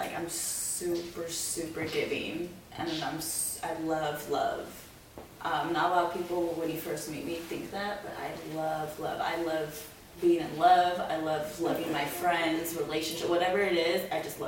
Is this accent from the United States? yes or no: yes; California, United States; moved away; also born or lived in Riverside, California; I am from California